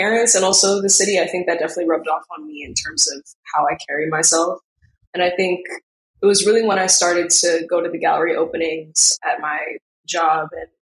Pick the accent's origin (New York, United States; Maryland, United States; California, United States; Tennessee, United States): New York, United States; New York City; When I was younger, I don't think I truly understood how big the city was. But as I grew in high school, I think I came to understand the mentality.